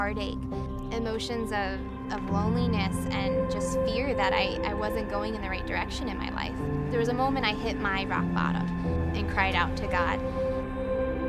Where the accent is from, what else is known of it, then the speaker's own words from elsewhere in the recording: upstate New York, United States; moved away as an adult; also born or lived in Maryland; now in South Bay, United States; I grew up in upstate New York to a family of six kids.